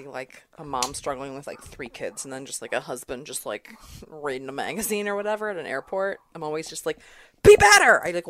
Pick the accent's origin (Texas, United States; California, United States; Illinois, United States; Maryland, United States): Maryland, United States; I'm from Maryland